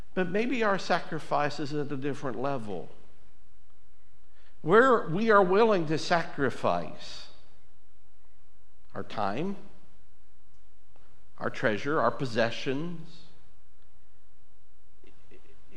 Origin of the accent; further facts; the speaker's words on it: United States; I'm an American.